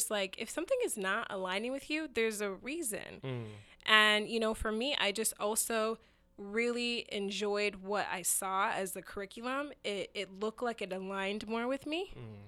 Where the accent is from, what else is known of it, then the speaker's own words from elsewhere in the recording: Arizona, United States; So anyway, the story is that I got a scholarship to Arizona State University. So I grew up in Arizona.